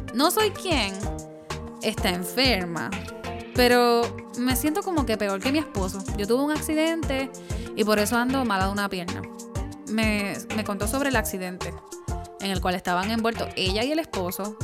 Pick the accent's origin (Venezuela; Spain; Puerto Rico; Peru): Puerto Rico; now in United States; Yo soy la boricua fuera de la isla